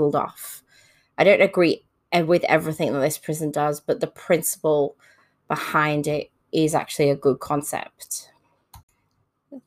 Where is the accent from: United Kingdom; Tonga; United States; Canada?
United Kingdom; now in Australia; I was brought up in the United Kingdom, and I currently live in Australia